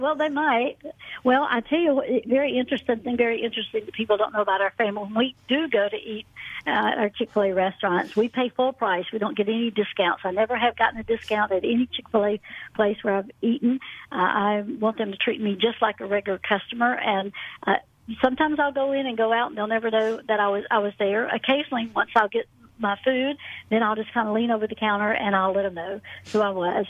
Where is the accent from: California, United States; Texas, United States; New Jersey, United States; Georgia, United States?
Georgia, United States; Atlanta; also born or lived in Birmingham, Alabama; Born and raised in Atlanta, went off to college in Birmingham, Alabama.